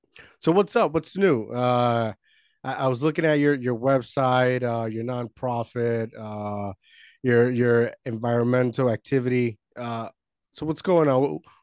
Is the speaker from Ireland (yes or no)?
no; Puerto Rico; now in United States; Like I was born here, but I grew up in Puerto Rico